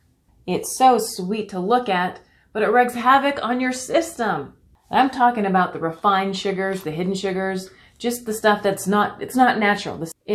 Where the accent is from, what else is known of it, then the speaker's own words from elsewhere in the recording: Canada; born there; And I'm not just saying that because I was born in Canada. And no, I don't say A. Well, not anymore.